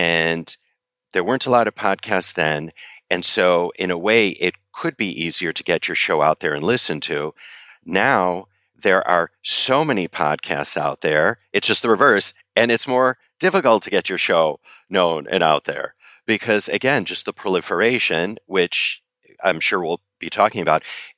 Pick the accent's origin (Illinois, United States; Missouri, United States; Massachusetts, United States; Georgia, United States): Illinois, United States; Chicago; also born or lived in China; now in New York, United States; I'm a third generation Chicagoan. And when people ask me where I'm from, I say, I'm from Chicago, but I live in New York